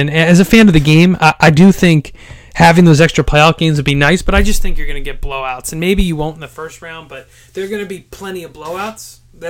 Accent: Boston, Massachusetts, United States; I'm from Boston

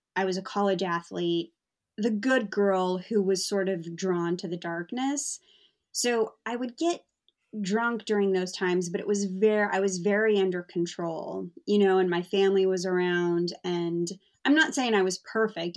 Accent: United States; now in London, United Kingdom; I'm American

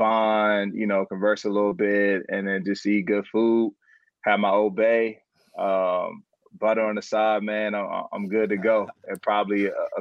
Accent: Maryland, United States; I'm from Maryland.

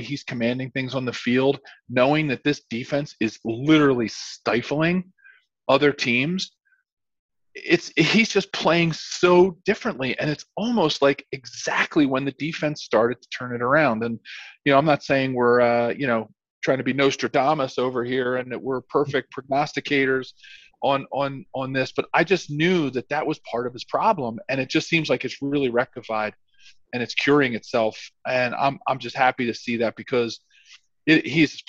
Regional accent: Philadelphia, Pennsylvania, United States; moved away; my hometown Philadelphia

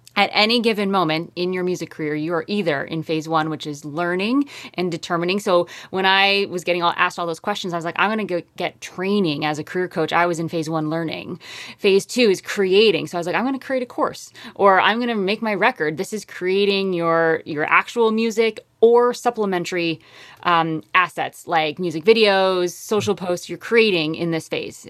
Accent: Connecticut, United States; moved away as an adult; also born or lived in upstate New York / Harlem, New York City; now in Hudson Valley, United States; I grew up in Connecticut, went to school upstate New York, lived in Harlem for 12

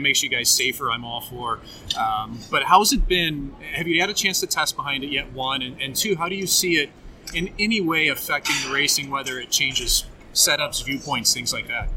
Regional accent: St. Louis, Missouri, United States; the one start that I ever had in St. Louis playing against my hometown team

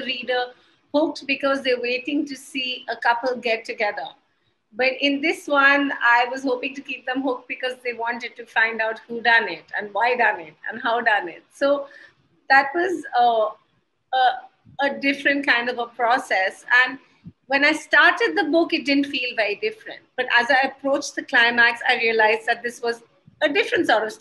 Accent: Haryana, India; also born or lived in Gurgaon; I am from Haryana and I live in Gurgaon

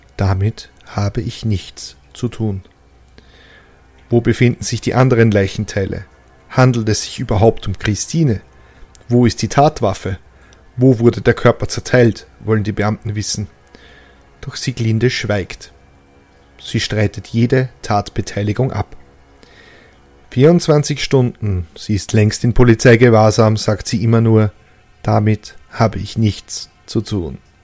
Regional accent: Lower Austrian, Austria; als Niederösterreicher

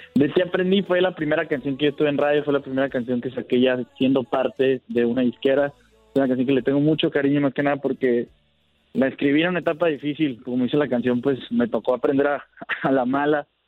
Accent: Ciudad Obregón, Sonora, Mexico; soy de aquí, de Obregón, Sonora

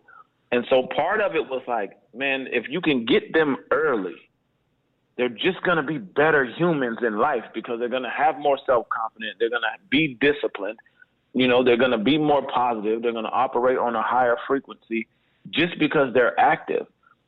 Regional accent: Berlin, Germany; We got a different bond because we grew up in Berlin, Germany together.

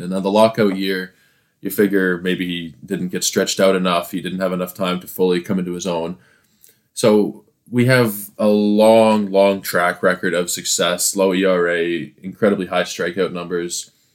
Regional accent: Toronto, Ontario, Canada; I am from Toronto

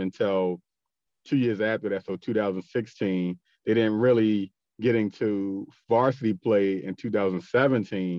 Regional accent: Baltimore, Maryland, United States; moved away as an adult; now in Georgia, United States; I'm born and raised in Baltimore, left for college, of course, and then came back home. And then we recently moved to Georgia

